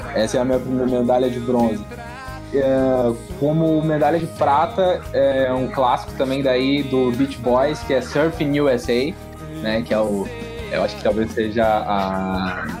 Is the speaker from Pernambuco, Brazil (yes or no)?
no; Capão da Canoa, Rio Grande do Sul, Brazil; Eu cresci em Capão da Canoa